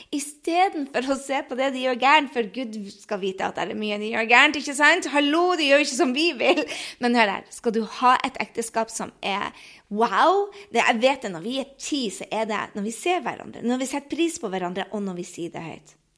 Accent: Northern Norway, Norway; moved away as an adult; also born or lived in United States / France; jeg kommer fra Nord-Norge, så jeg sier vi ikke 'vær så snill' og 'tusen takk'

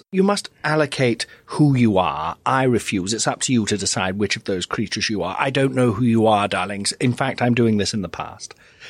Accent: Nottingham, East Midlands, United Kingdom; Yes, I am from Nottingham originally.

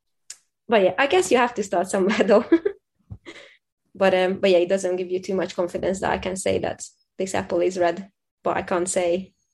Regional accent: Hungary; first language Hungarian; English is a second language; moved away as an adult; also born or lived in Scotland / England; now in United Kingdom; I'm originally from Hungary.

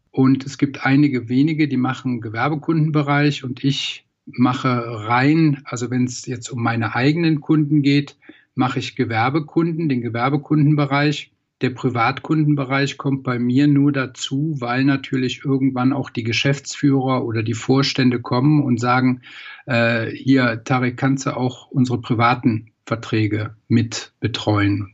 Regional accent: Troisdorf, North Rhine-Westphalia, Germany; Ich komme aus Troisdorf, das ist im Rheinland, genau zwischen Bonn und Köln

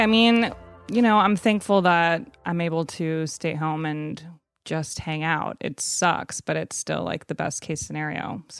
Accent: Evanston, Illinois, United States; in Evanston, which is right outside of Chicago, where Northwestern University is.

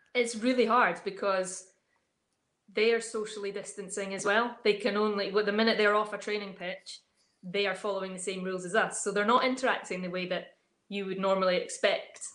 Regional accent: Dunkeld, Scotland, United Kingdom; I grew up in Dunkeld

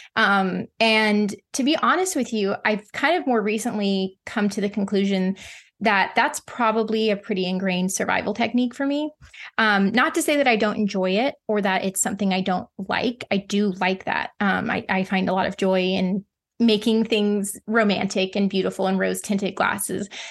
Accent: the Ozarks, United States; I grew up in the Ozarks, which is like the southern part of the Midwest

